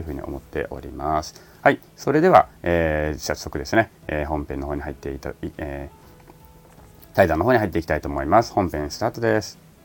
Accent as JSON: {"language": "Japanese", "country": "Japan", "said": "在日なんですよね"}